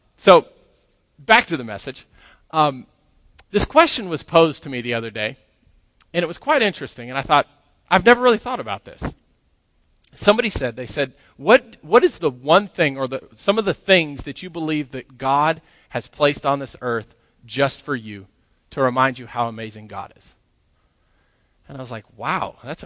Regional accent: Grand Junction, Colorado, United States; moved away as an adult; also born or lived in New Mexico; now in Lubbock, United States; I grew up in Grand Junction, Colorado

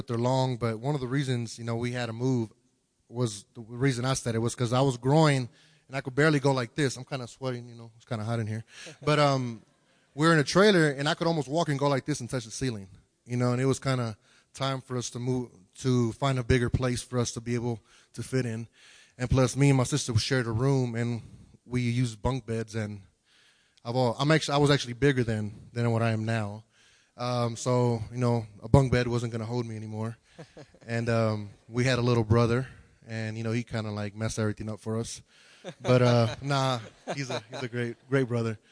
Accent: Houston, Texas, United States; I'm originally from Houston, Texas

